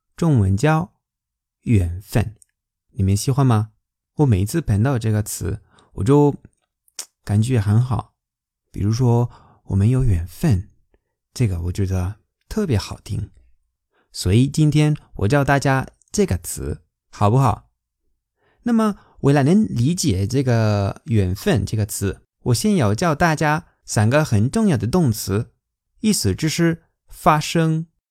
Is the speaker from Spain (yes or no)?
yes; Spain; Chinese is a second language; 我们西班牙人